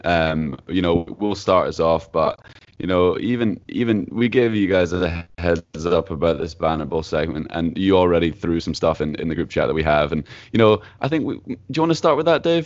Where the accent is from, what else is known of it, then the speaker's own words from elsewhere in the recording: Edinburgh, Scotland, United Kingdom; I'm from Edinburgh in Scotland